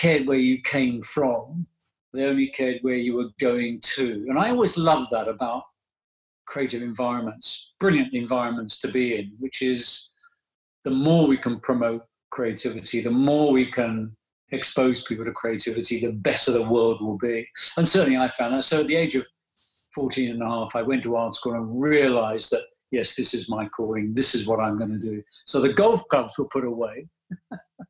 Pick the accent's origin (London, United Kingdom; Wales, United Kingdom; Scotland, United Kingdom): London, United Kingdom; a golf course very near where I grew up in North London